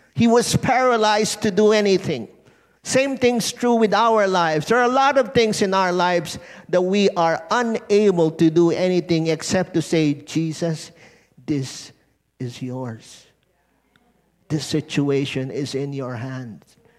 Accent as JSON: {"language": "English", "country": "Philippines", "said": "being Filipino"}